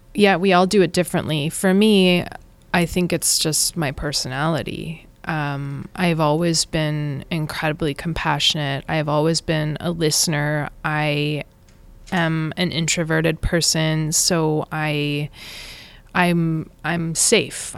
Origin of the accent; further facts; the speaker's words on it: Saskatchewan, Canada; moved away as an adult; also born or lived in Brooklyn, New York; now in India; I was born and brought up in Saskatchewan, and I left when I was eighteen